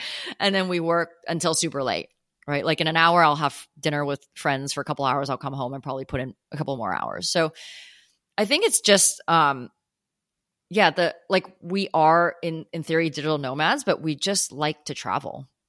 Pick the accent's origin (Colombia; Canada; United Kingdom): Canada; also born or lived in United States / Hong Kong; now in New York, United States; Born in the US, grew up in Hong Kong and Canada, and then moved to New York some years ago. So kind of everywhere. But home is like, I would consider Canada home.